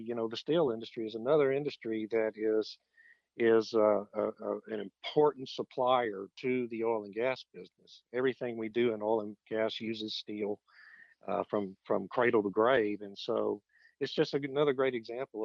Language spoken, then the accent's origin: English; Beeville, Texas, United States; in the part of the country where I grew up in Beeville